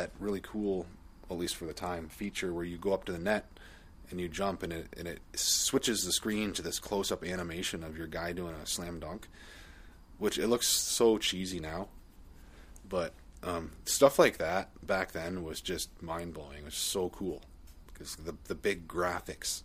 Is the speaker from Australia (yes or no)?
no; Canada; I'm Canadian